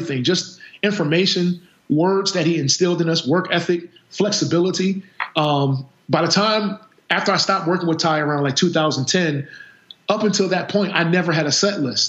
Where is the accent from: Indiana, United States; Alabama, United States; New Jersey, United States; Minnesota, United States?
New Jersey, United States; Camden; also born or lived in Philadelphia area; we're from Camden, New Jersey, so we didn't have a whole lot of money